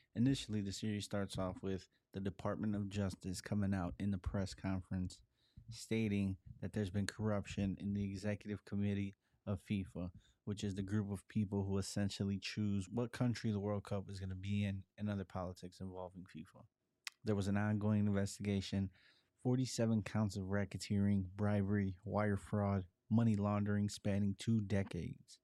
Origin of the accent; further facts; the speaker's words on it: Chicago, Illinois, United States; being born and growing up in Chicago